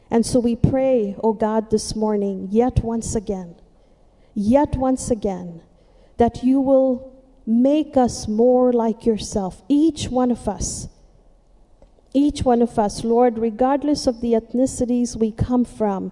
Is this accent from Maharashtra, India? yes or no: yes; Mumbai, Maharashtra, India; moved away as an adult; now in United States; I'm from the city, I'm from Mumbai